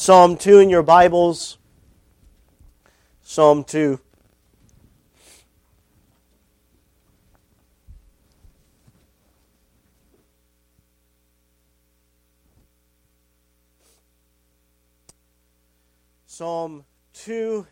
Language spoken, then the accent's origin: English; Bangor, Maine, United States; also born or lived in Huntsville, Texas; at the age of one, my parents moved back to Maine. My dad wanted to move all the way back to Wayne, Northern Maine. My mom said, absolutely not. I'm not living out in the middle of nowheres. And so she agreed to move as far north as Bangor